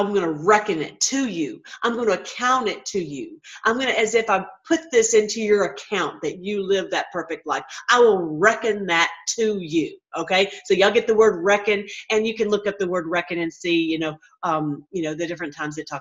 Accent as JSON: {"language": "English", "region": "Tennessee", "country": "United States", "moved": "yes", "said": "I'm from Tennessee originally"}